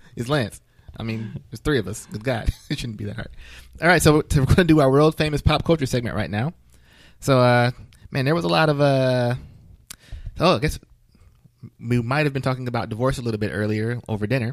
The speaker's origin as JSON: {"language": "English", "country": "United States", "said": "I'm from the United States."}